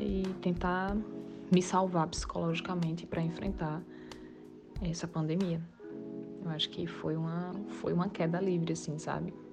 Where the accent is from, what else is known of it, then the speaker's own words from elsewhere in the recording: Limoeiro, Pernambuco, Brazil; moved away as an adult; also born or lived in Recife; eu sou natural de Limoeiro, uma cidade do Agreste de Pernambuco